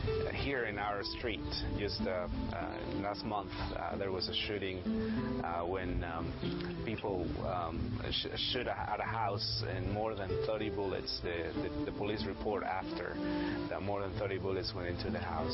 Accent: Mexico; moved away as an adult; I grew up in Mexico.

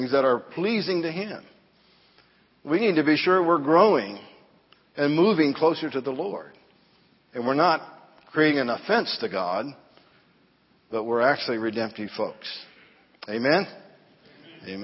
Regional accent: Danville, Illinois, United States; I grew up in Southside Church of the Nazarene, Danville, Illinois

